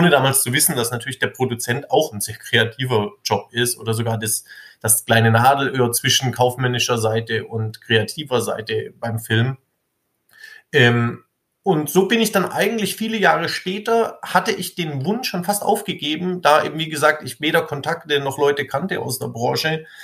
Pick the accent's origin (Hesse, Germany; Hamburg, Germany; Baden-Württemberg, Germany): Baden-Württemberg, Germany; Ludwigsburg; ich komme aus Ludwigsburg.